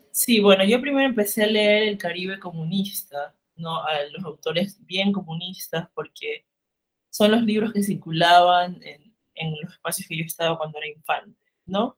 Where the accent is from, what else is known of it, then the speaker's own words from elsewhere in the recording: Limones, Esmeraldas, Ecuador; also born or lived in Guayaquil; soy de Ecuador, del norte del país, de una isla que se llama Limones, pero he vivido pues entre Esmeraldas, la ciudad capital y Guayaquil